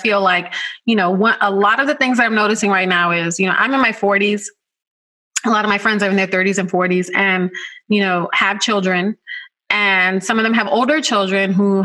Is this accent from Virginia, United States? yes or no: no; New York City, New York, United States; And I grew up in the Bronx